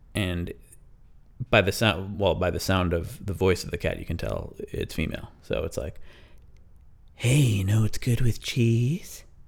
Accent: Madison, Wisconsin, United States; moved away; I grew up outside of Madison, Wisconsin, so I know all about Madison

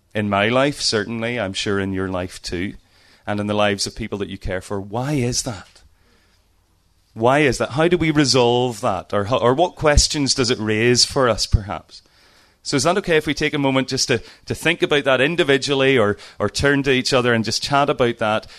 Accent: Lisburn, Northern Ireland, United Kingdom; I'm from Northern Ireland, as you can hear. Uh, have lived in Lisburn all my life

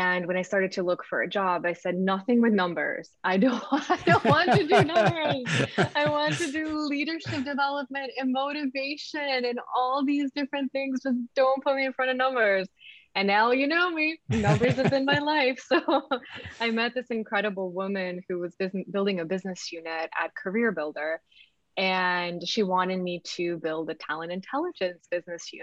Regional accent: Belgrade, Serbia; also born or lived in United States; now in Argentina; I am originally from former Yugoslavia, from Serbia, born and raised in Belgrade, moved to the States in 92

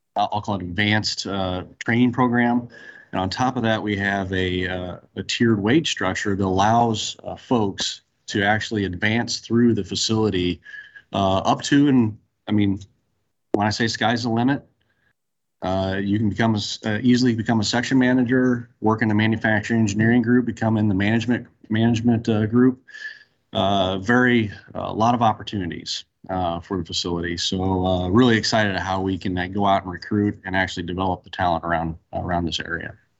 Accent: Central Illinois, United States; moved away as an adult; now in Texas, United States; I'm originally from Central Illinois, worked in Central Illinois for Caterpillar, came down to Texas

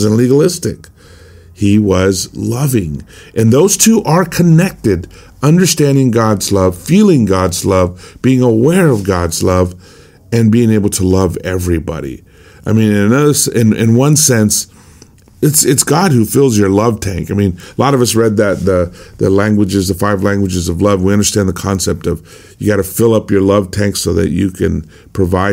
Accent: El Cajon, California, United States; my hometown in El Cajon, California

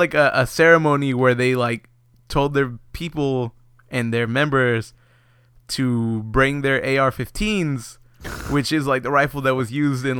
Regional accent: Texas, United States; We're from Texas.

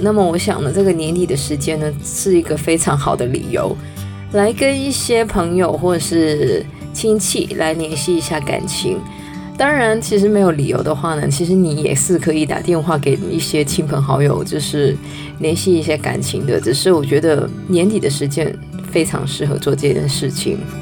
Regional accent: Canada; 我是在加拿大长大的

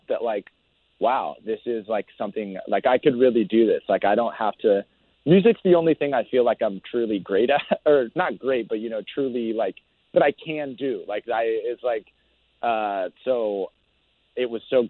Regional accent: Mission Viejo, California, United States; We grew up where we grew up in South Orange County. It's a city that's like really it's called Mission Viejo

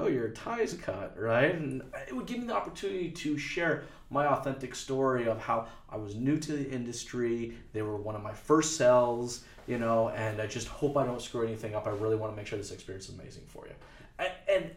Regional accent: United States; moved away; now I'm from the States

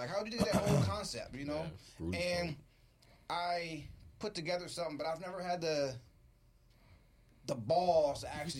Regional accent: San Diego, California, United States; I'm from Dago and we had a poetic scene. We have a strong poetic scene down in San Diego.

